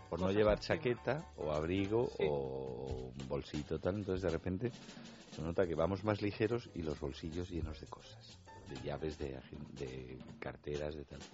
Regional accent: Madrid, Community of Madrid, Spain; cuando éramos pequeños y en Madrid nevaba, que no se iba ni al cole

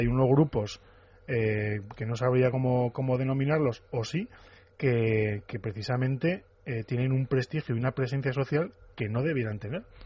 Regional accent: Navarre, Spain; mi tierra, el de Navarra

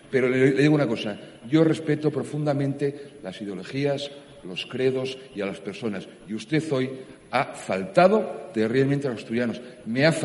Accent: Asturias, Spain; Yo soy asturiano, soy católico y soy, como la inmensa mayoría de los asturianos, devoto de la Virgen de Covadonga.

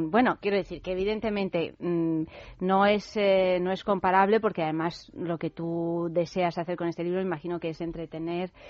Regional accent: Italy; Además, yo que soy italiana, digo, fíjate, yo esto lo quiero probar.

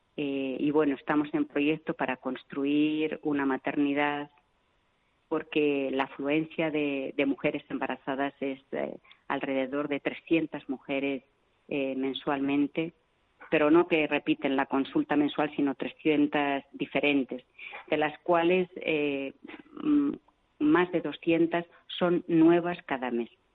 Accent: Vitoria-Gasteiz, Basque Country, Spain; moved away as an adult; also born or lived in Venezuela / Argentina; now in Yaoundé, Cameroon; yo soy de Vitoria

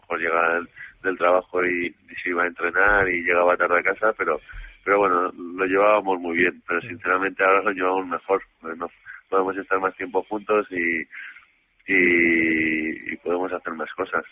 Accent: Madrid, Community of Madrid, Spain; also born or lived in Córdoba; lo único que he vivido siempre en Madrid

